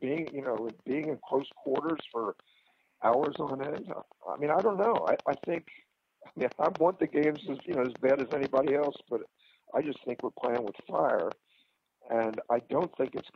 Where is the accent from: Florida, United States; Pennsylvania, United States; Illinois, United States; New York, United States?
Pennsylvania, United States; Philadelphia; moved away; I grew up in Philadelphia, National League City